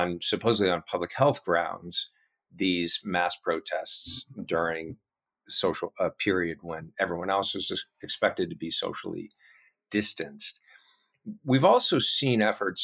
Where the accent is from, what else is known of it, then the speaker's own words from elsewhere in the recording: California, United States; my home state of California